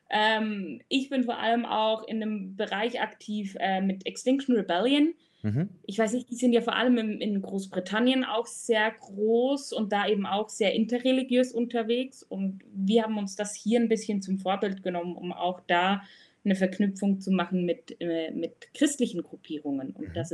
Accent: Switzerland; Ich komme aus der Schweiz oder wohne auch in der Schweiz, im wunderschönen Bern.

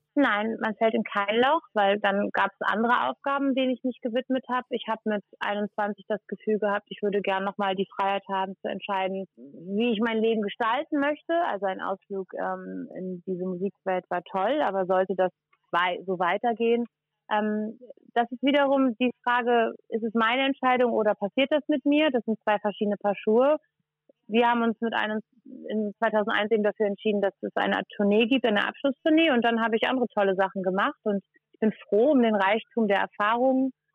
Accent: Hamburg, Germany; Ich bin ja in Hamburg geboren

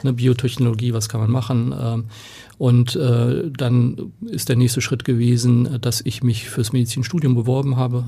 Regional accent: Oldenburg, Lower Saxony, Germany; now in Hamburg, Germany; Ich komme aus Oldenburg, äh, da ist Basketball eine Hochburg

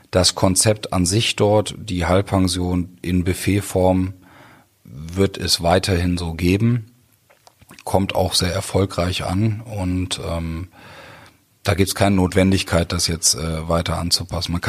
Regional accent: Germany; born there; Also ich bin in Deutschland geboren, bin im Ausland groß geworden, bin dann auch erst mit sechs äh, das erste Mal wirklich in Deutschland gelebt.

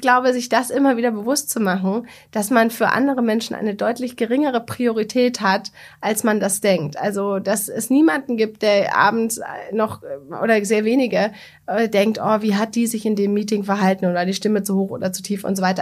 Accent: Bavaria, Germany; ich komme aus Bayern

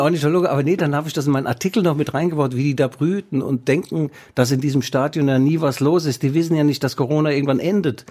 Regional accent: West Germany, Germany; ich bin Wessi

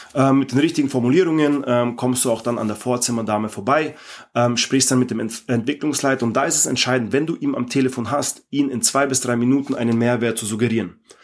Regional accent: Ingolstadt, Bavaria, Germany; ich komme aus Ingolstadt

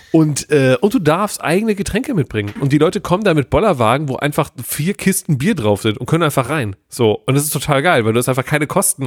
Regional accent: Cologne, North Rhine-Westphalia, Germany; ich bin ein Kölsche Jung

